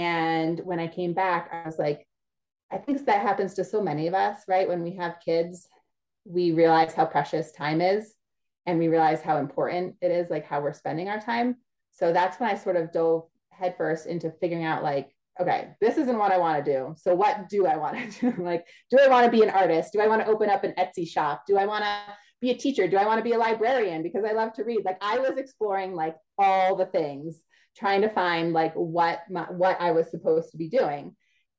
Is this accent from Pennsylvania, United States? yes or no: yes; Pennsylvania, United States; moved away as an adult; now in New Orleans, United States; So I was born and raised in the Northeast, went to college there, everything in Pennsylvania.